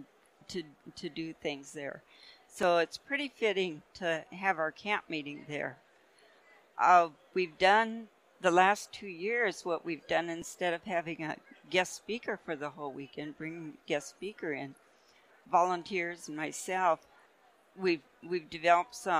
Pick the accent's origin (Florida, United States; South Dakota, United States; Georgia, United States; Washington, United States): South Dakota, United States; Cheyenne River Sioux Reservation; now in Colorado, United States; I'm Lakota, and I'm from the Cheyenne River Lakota Sioux Reservation, which is in the middle of the state of South Dakota